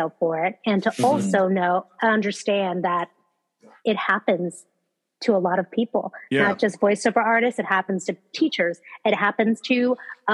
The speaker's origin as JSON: {"language": "English", "region": "California", "country": "United States", "said": "I'm from California"}